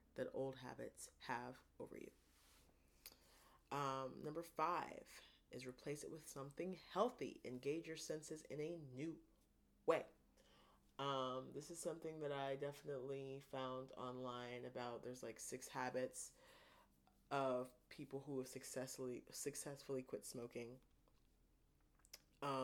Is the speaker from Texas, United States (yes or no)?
no; Ohio, United States; I'm from Ohio, so I say pop